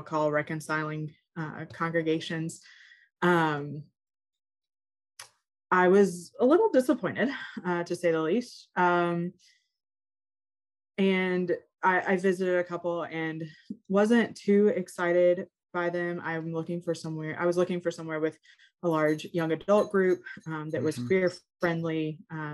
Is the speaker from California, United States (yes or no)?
no; Mississippi, United States; moved away as an adult; also born or lived in Kalamazoo, Michigan; now in Louisville, United States; I was born and raised in Mississippi